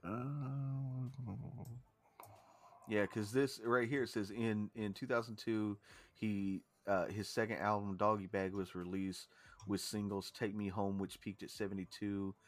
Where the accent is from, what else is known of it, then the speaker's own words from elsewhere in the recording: Georgia, United States; I'm from Georgia.